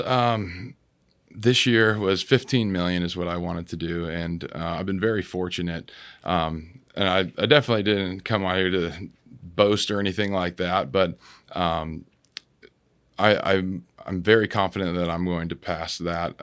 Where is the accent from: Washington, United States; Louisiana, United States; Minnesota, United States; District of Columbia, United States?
Washington, United States; moved away as an adult; also born or lived in Clearwater, Florida / New Jersey / California / Houston, Texas; I'm from Washington State